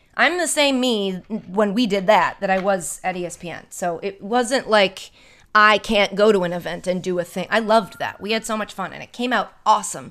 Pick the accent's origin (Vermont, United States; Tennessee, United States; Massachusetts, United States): Massachusetts, United States; Ashland; my hometown, Ashland, Massachusetts.